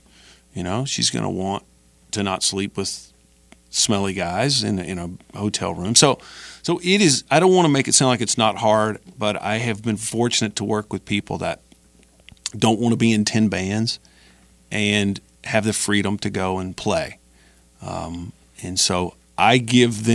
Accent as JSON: {"language": "English", "region": "Alabama", "country": "United States", "moved": "yes", "lives_now": "Los Angeles, United States", "said": "I'm from Alabama."}